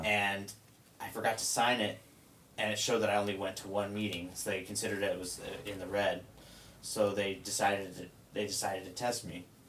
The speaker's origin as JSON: {"language": "English", "area": "near Vallejo", "region": "California", "country": "United States", "tie": "born or raised there", "said": "that's about ten minutes away from like my hometown."}